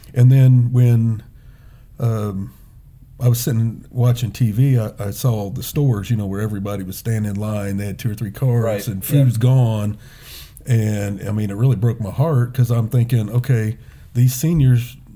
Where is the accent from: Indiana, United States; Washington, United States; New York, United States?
Indiana, United States; Indianapolis; I was born and raised on the South Side, Perry Township